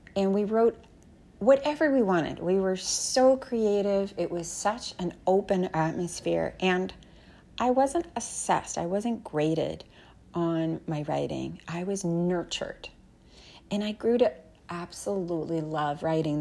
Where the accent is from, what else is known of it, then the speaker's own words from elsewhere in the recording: Canada; When I was growing up in Canada